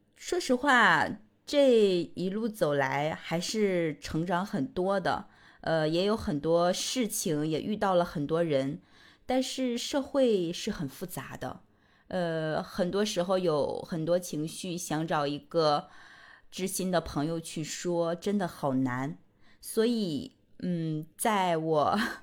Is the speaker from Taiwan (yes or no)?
no; rural Northeast China, China; moved away as an adult; also born or lived in Beijing; 我呢是从东北农村走出来的姑娘